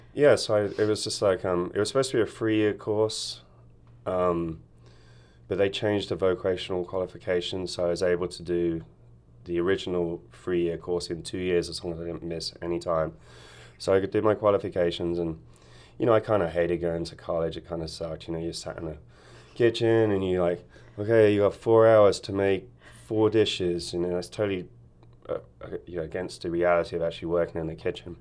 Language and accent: English; Wokingham, South East England, United Kingdom; also born or lived in Hemel Hempstead; now in Ashland, United States; we moved from Hemel Hempstead when I was about eighteen months old, and we moved to a town called Wokingham